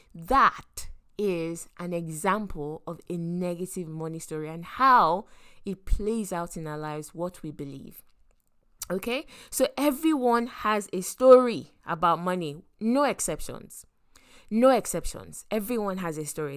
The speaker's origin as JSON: {"language": "English", "region": "Lagos", "country": "Nigeria", "tie": "born or raised there", "said": "I grew up in Lagos and specifically in Yaba."}